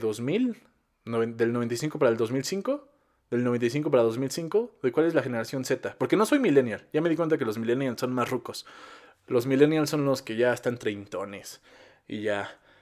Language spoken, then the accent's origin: Spanish; Mexico